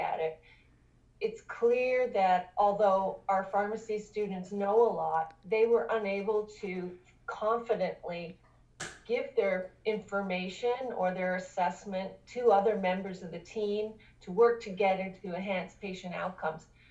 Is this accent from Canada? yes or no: yes; Canada; moved away as an adult; now in Augusta, United States; I'm originally from Canada